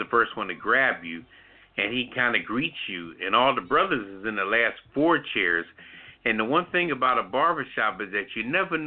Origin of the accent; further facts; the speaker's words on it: Philadelphia, Pennsylvania, United States; now in DMV area, United States; I'm from West Philly originally, you know, straight up born and bred